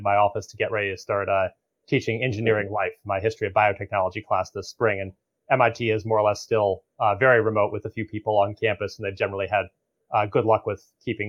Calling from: Arlington, Massachusetts, United States; So I'm calling from Arlington, Massachusetts, which is about 4 miles as the microbe drifts from the headquarters of Moderna in Kendall Square.

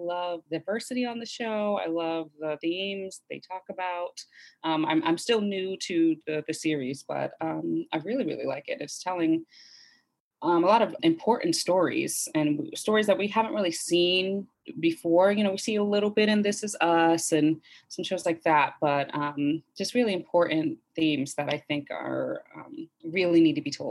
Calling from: Culver City, California, United States; I am joining you from Culver City in Los Angeles.

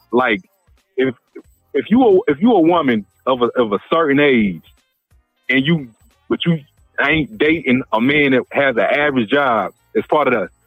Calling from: Georgia, United States; I'm from Georgia.

